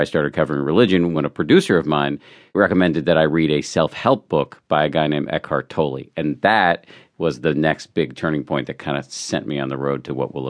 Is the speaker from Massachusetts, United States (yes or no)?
yes; Massachusetts, United States; Yeah, I was raised in the People's Republic of Massachusetts